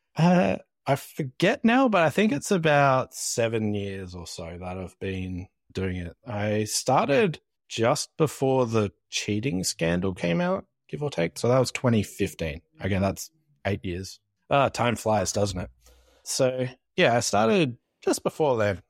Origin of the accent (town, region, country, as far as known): Australia